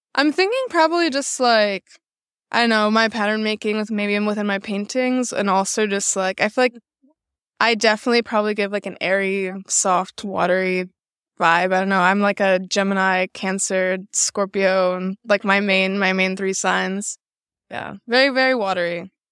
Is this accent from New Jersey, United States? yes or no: no; Chicago, Illinois, United States; moved away as an adult; now in Los Angeles, United States; I'm based out of Los Angeles right now. I didn't grow up there. I'm from Chicago